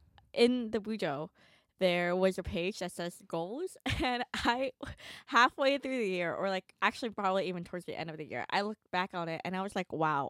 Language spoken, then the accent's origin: English; New York, United States; I was born and raised in New York.